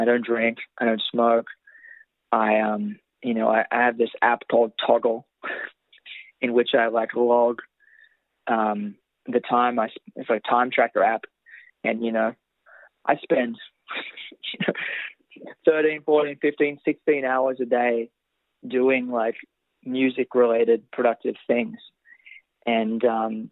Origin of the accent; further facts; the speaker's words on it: Tamagog, New South Wales, Australia; moved away as an adult; now in Nashville, United States; I'm from Temagog. I'm not from Sydney